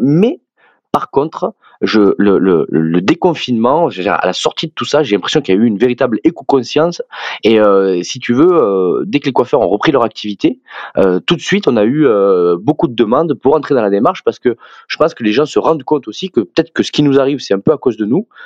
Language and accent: French; southern France, France; accent: southern French; moved away as an adult; also born or lived in Clermont-Ferrand; vous entendrez sûrement mon accent que je suis plus originaire du sud de la France